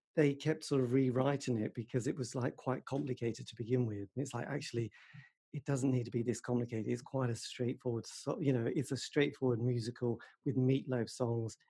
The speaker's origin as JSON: {"language": "English", "region": "England", "country": "United Kingdom", "said": "I am English"}